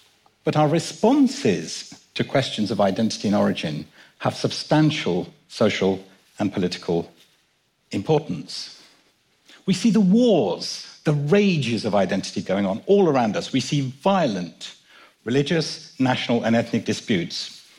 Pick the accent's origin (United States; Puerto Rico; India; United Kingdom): United Kingdom; London; also born or lived in Kenya; My dad and I were born in Kenya, and I was brought up in London.